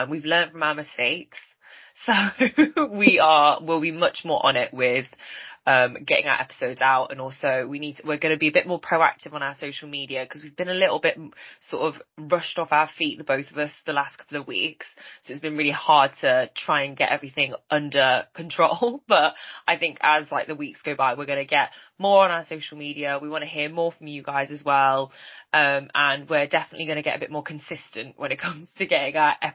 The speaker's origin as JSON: {"language": "English", "country": "United Kingdom", "said": "And we're here to talk about being two British Chinese girls living in the UK"}